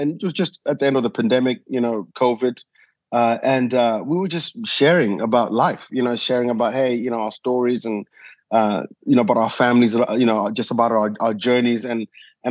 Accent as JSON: {"language": "English", "country": "Zimbabwe", "tie": "born or raised there", "also_born_or_lived": "South Africa / United Kingdom", "moved": "as an adult", "lives_now": "Nashville, United States", "said": "born in Zimbabwe, you know, grew up, did my school there"}